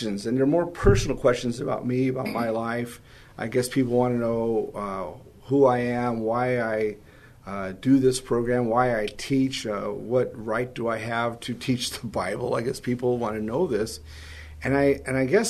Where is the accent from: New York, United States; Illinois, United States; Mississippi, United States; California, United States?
California, United States; Los Angeles; moved away as an adult; also born or lived in Van Nuys, California / Colorado; I grew up in the San Fernando Valley